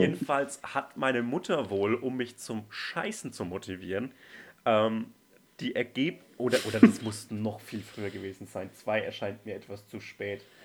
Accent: Franconia, Bavaria, Germany; aus meinem Heimatland

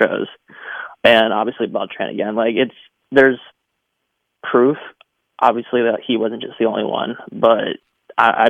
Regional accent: Atlanta, Georgia, United States; I'm actually from Atlanta.

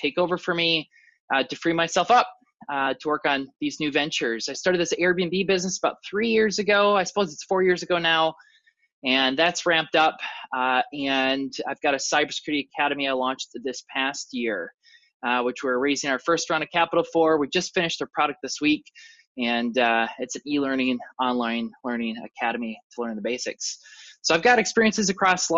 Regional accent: Minnesota, United States; I grew up in Minnesota

